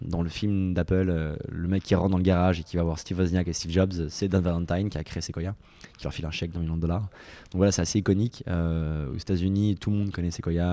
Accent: France; moved away; also born or lived in San Francisco, United States; j'étais le seul français

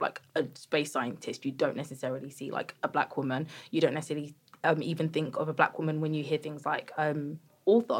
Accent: Croydon, London, United Kingdom; I'm from Croydon

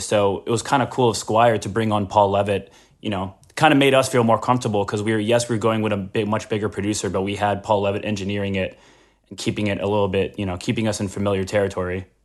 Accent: Baltimore, Maryland, United States; also born or lived in Beirut, Lebanon; my mom, like, fled a war with, like, me as a baby in her arms and ki-, took us to Baltimore so we could have a better life. And so I grew up in Baltimore

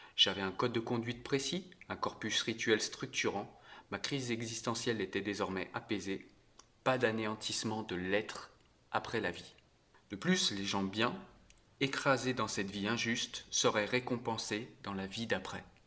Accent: France; Je suis français depuis toujours et je suis fier depuis toujours de l'être.

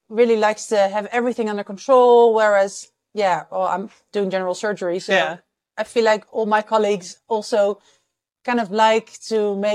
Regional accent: Amsterdam, North Holland, Netherlands; I'm from the Netherlands, Amsterdam.

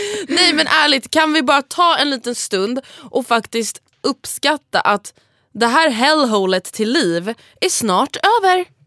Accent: Stockholm, Stockholm County, Sweden; du och jag är dryga stockholmare

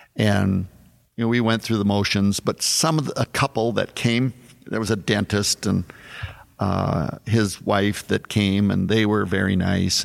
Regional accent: South Dakota, United States; growing up in South Dakota

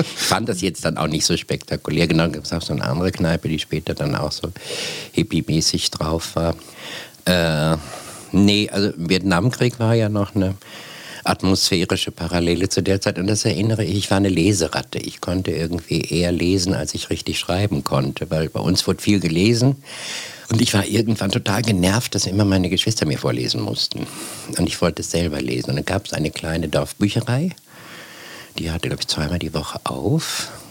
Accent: Bergen, Lower Saxony, Germany; ich bin auf dem Land aufgewachsen

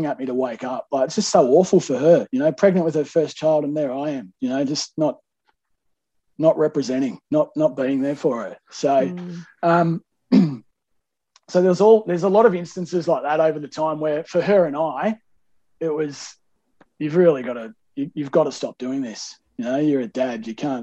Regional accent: Melbourne, Victoria, Australia; I grew up in Melbourne

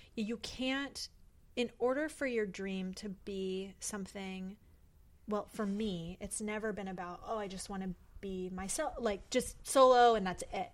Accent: Port Angeles, Washington, United States; moved away; we grew up in the same town, Port yeah. Angeles, Washington

